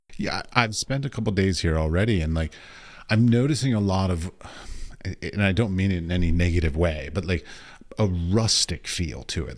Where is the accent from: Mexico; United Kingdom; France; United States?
United States; I come from America